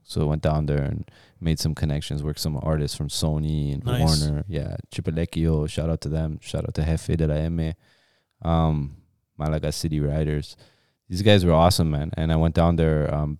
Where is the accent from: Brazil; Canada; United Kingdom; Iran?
Iran; moved away; because, you know, we came from Iran and parents were both working and.